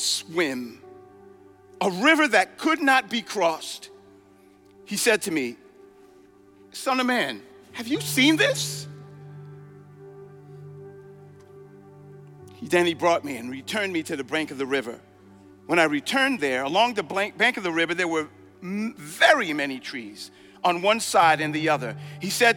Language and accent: English; New York City, New York, United States; When I was growing up in Brooklyn